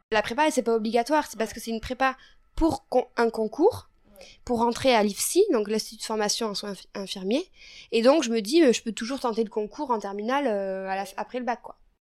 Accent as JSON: {"language": "French", "town": "Figeac", "region": "Occitania", "country": "France", "tie": "born or raised there", "said": "j'ai grandi à Figeac dans le Lot."}